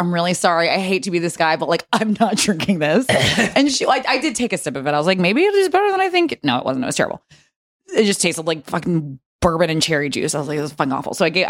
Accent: Georgia, United States; I'm from Georgia.

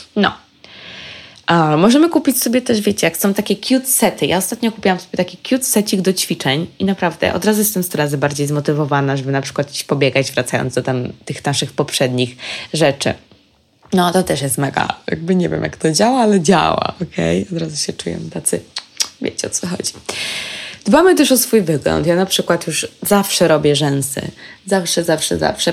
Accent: Poland; jesteśmy z Polski.

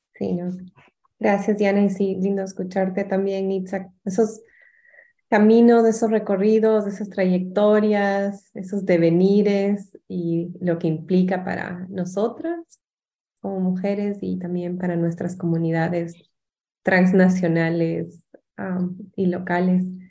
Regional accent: Ecuador; also born or lived in Washington, United States; now in United States

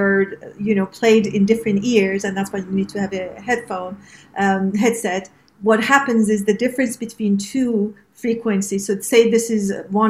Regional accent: Iran; also born or lived in around the world; as you know, I am from Iran, and that was the Western and the Eastern part of me that sort of, and then I was raised in the world, basically around the world.

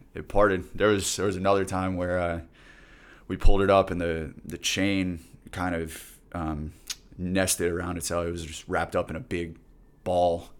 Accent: Plantation, Florida, United States; my hometown in Plantation, Florida.

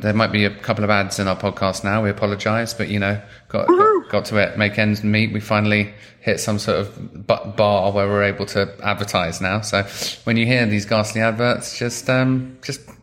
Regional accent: London, United Kingdom; I grew up in London

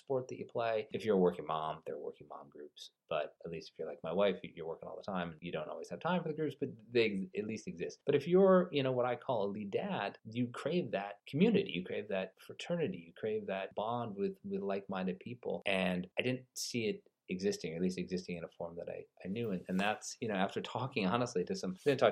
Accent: outside of Springfield, Western Massachusetts, United States; As a kid, I grew up in Western Massachusetts, so outside of Springfield

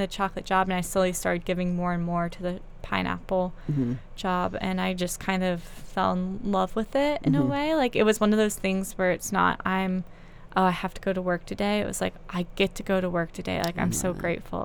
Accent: North Carolina, United States; I grew up in North Carolina

